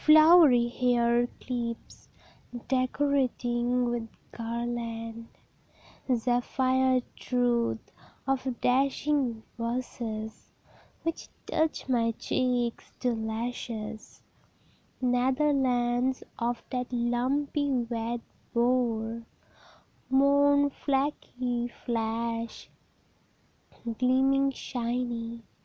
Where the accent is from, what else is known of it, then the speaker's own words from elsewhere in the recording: Haflong, Assam, India; from Haflong, Assam.